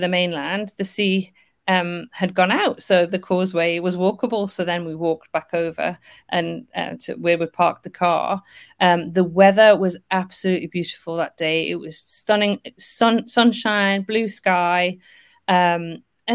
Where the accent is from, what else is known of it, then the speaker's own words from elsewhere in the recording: Northumberland, North East England, United Kingdom; moved away; I'm originally from Northumberland, so really kind of familiar with Hadrian's Wall